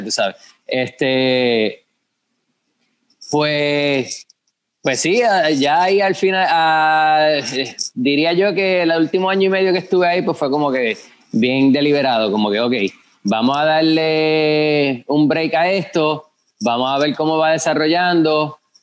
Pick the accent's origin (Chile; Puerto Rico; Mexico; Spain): Puerto Rico; Guayanilla; also born or lived in Yauco; me crié en Guayanilla, mi familia es de Yauco, pero yo digo que soy de Yauco también